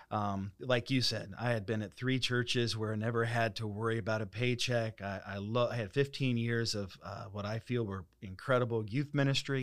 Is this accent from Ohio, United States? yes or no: yes; Dayton, Ohio, United States; moved away as an adult; also born or lived in Springfield, Missouri / Collinsville, Illinois / Saint Charles, Missouri / Mount Morris; now in Holland, United States; I'm from Dayton, Ohio